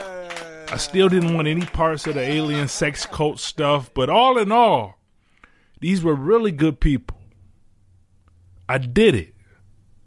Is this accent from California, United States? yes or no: no; Detroit, Michigan, United States; I'm from Detroit